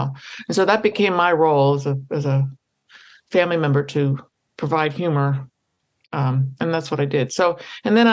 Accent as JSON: {"language": "English", "town": "Washington", "region": "District of Columbia", "country": "United States", "tie": "born or raised there", "said": "I grew up in Washington, D.C., not far from Baltimore"}